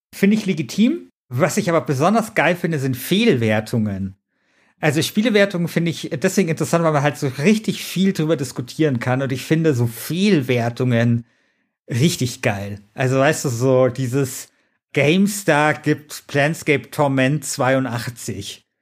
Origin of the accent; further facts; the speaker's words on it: Munich, Bavaria, Germany; ich komme aus München Mosach, da ist niemand reich